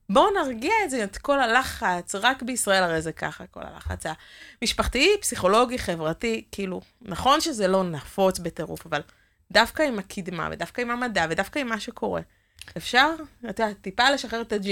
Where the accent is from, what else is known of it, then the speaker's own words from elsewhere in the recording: Northern District, Israel; אני במקור מהצפון